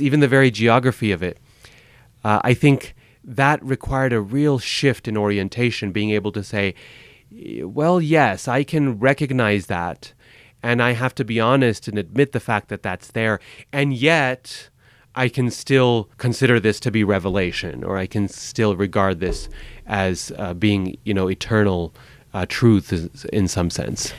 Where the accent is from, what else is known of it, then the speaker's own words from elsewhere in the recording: Boise, Idaho, United States; moved away; also born or lived in Chicago; I grew up in Boise, Idaho in the eighties